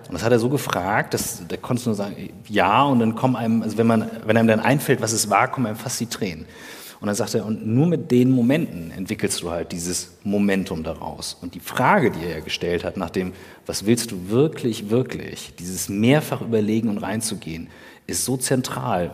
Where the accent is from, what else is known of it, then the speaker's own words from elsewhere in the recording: Kiel, Schleswig-Holstein, Germany; bei uns in Kiel